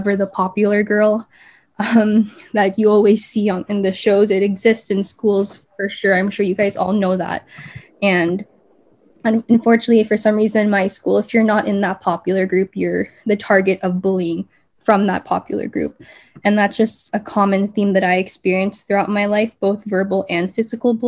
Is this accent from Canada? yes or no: yes; Canada; I grew up here in Canada